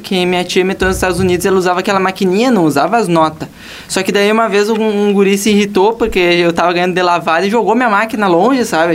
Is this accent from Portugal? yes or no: no; Uruguaiana, Rio Grande do Sul, Brazil; moved away; eu sou do Uruguaiana, não moro aqui